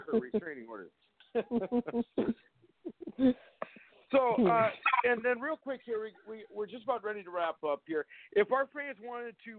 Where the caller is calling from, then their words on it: North Dakota, United States; I'm calling from North Dakota.